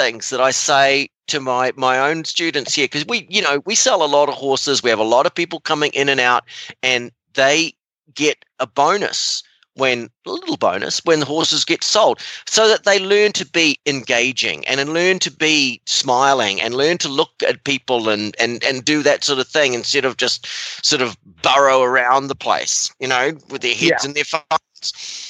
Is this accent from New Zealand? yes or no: yes; New Zealand; moved away; I was a working student for Rodney Powell, and I came over from New Zealand, and I'd already ridden like at the advanced level